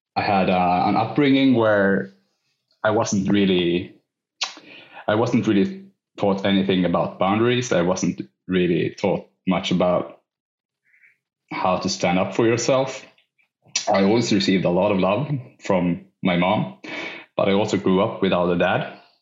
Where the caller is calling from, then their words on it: Sweden; I'm calling from Sweden